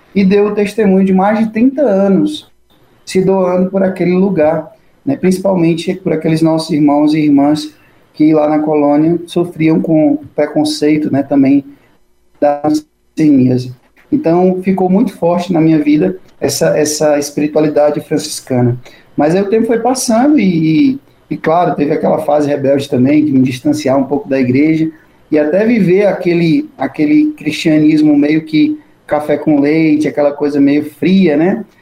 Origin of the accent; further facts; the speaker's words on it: Antônio Diogo, Ceará, Brazil; Eu sou do interior do Ceará, uma cidadezinha chamada Antônio Diogo